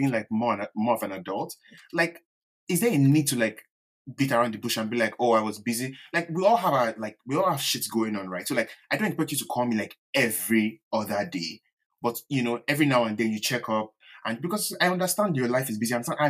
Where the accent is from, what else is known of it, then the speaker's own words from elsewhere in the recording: Nigeria; accent: Yoruba; Oh God, my Yoruba accent.